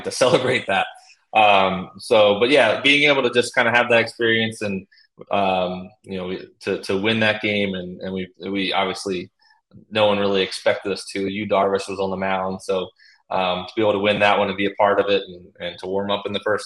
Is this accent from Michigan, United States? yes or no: no; Baltimore, Maryland, United States; born or raised there